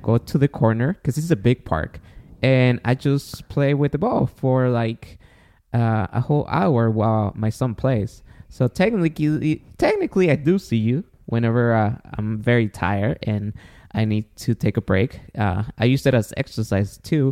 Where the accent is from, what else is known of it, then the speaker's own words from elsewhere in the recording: Guatemala; now in United States; I was born in Guatemala